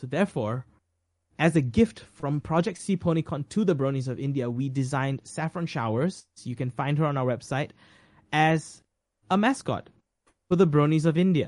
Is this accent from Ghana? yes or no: no; Malaysia; I am a Malaysian